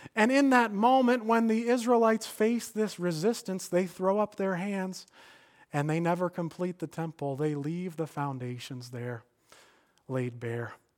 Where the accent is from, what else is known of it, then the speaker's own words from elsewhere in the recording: Stamford, Connecticut, United States; I came back to my hometown of Stamford